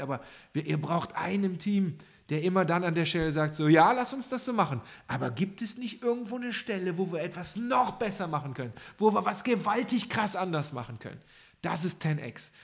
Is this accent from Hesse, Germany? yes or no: no; Cologne, North Rhine-Westphalia, Germany; ich als Kölner